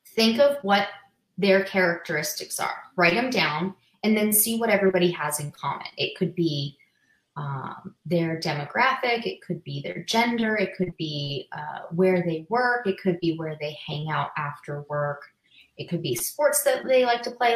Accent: Massachusetts, United States; moved away as an adult; now in Las Vegas, United States; I'm originally from Massachusetts

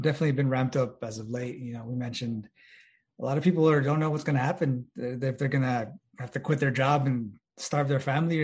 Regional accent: El Paso, Texas, United States; I was born in El Paso, which is a border town

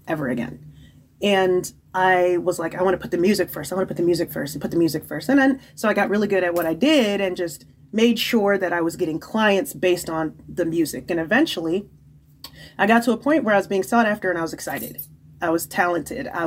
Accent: Nigeria; being Nigerian

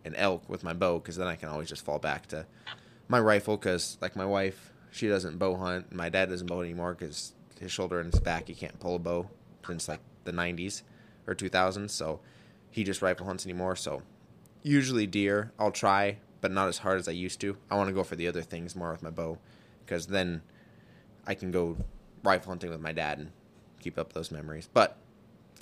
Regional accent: South Dakota, United States; also born or lived in northeast Montana; now in Montana, United States; I grew up in South Dakota

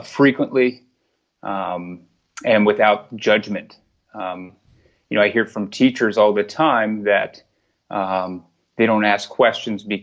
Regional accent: Montgomery County, Maryland, United States; I grew up in Montgomery County.

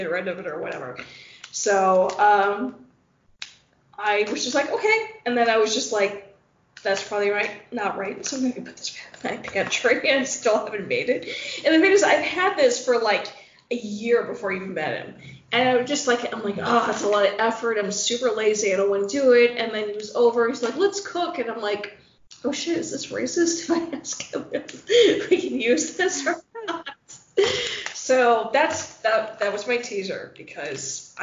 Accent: Midwest, United States; I'm a Midwesterner.

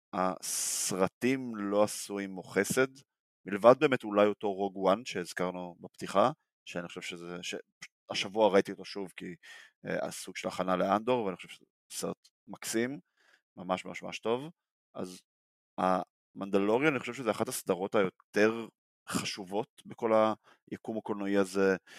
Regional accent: Israel; בתור ישראלים

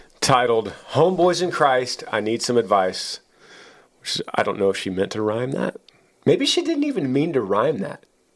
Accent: Washington, United States; I'm from Washington State, just north of Seattle, and I just turned 20 a few days ago.

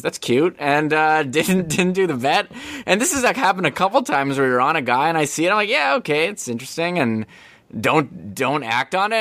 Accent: Winnipeg, Manitoba, Canada; we're from Winnipeg

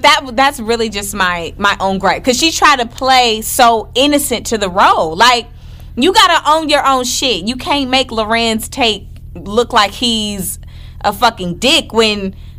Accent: Midwest, United States; I'm from the Midwest.

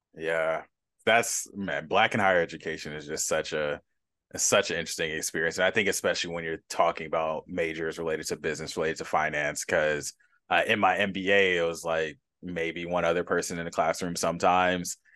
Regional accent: Los Angeles, California, United States; my hometown of Los Angeles

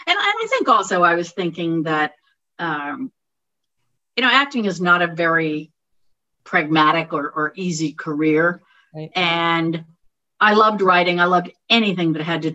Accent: Massachusetts, United States; also born or lived in Alexandria, Virginia; now in Charleston, United States; I was born in Alexandria, Virginia, but raised in Massachusetts

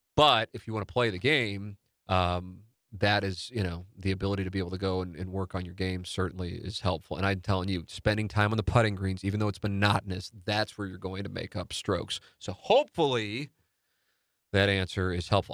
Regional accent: St. Louis, Missouri, United States; when you grow up in South Saint Louis

